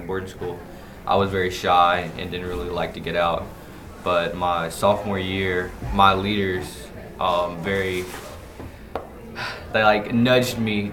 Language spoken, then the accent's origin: English; Alabama, United States; I'm from Alabama